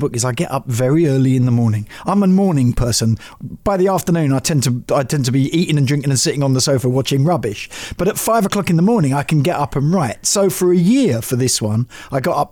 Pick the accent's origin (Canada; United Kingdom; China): United Kingdom; London; growing up in Northwest London as I did